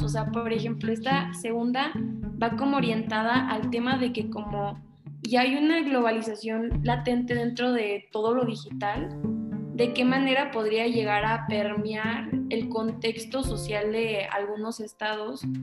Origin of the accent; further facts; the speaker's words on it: Sonora, Mexico; now in Querétaro, Mexico; yo soy originaria de Sonora, pero pues actualmente estudio en Querétaro aquí en México